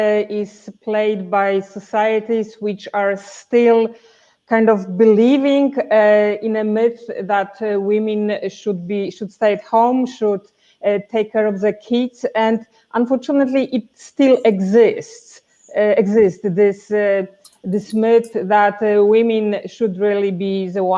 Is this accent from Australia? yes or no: no; Poland; moved away as an adult; I'm from Poland